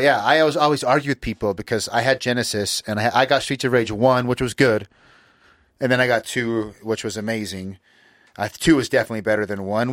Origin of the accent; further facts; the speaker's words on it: Utah, United States; we grew up here in Utah